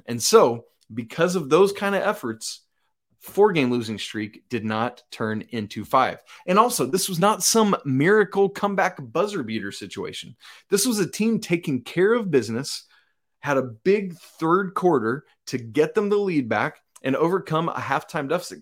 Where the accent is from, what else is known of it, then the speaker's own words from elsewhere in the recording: Atlanta, Georgia, United States; moved away; I'm actually from the Atlanta area is where I grew up on the south side of Atlanta